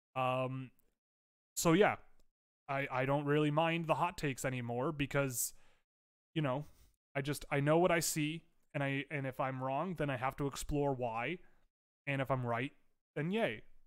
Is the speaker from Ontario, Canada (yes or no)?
yes; Toronto, Ontario, Canada; I'm a Canadian. I'm from Toronto